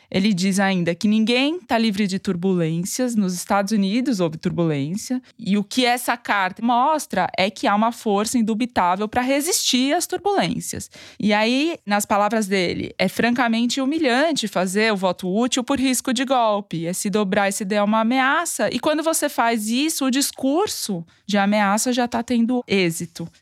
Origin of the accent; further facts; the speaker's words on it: São Paulo, Brazil; accent: paulistano; carregar meu sotaque paulistano.